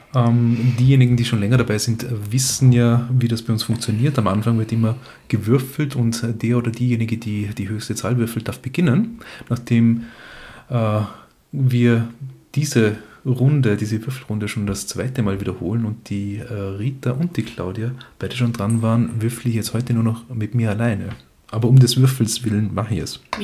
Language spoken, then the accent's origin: German; Feldkirch, Vorarlberg, Austria; moved away; ich bin aus Vorarlberg